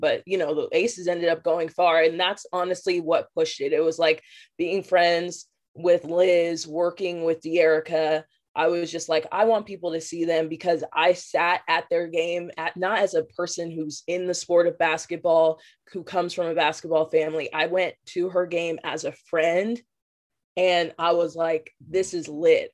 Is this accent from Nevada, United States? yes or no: yes; Las Vegas, Nevada, United States; born and raised in Las Vegas